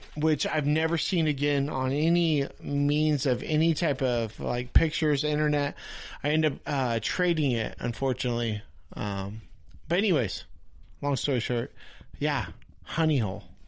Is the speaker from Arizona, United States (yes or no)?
no; Riverside, California, United States; I grew up in Riverside.